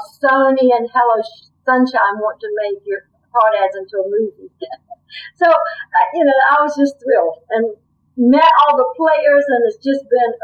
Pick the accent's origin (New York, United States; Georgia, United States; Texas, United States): Georgia, United States; South; moved away as an adult; also born or lived in Africa; I grew up in South Georgia and riding my horse and walking through the oak forest.